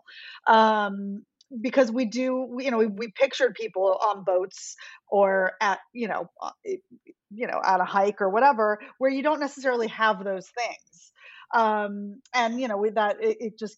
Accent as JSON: {"language": "English", "town": "Honolulu", "region": "Hawaii", "country": "United States", "said": "So I'm from Honolulu. I'm from Hawaii"}